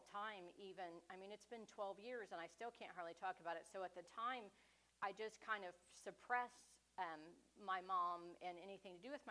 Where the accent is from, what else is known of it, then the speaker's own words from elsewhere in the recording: Independence, United States; moved away as an adult; now in Richmond; I grew up in Independence in a church called Full Gospel